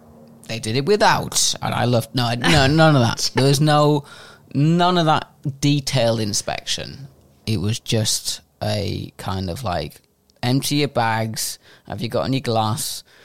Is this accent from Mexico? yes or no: no; Whitehaven, North West England, United Kingdom; moved away; I'm from West Cumbria, Whitehaven. That's where I went to school.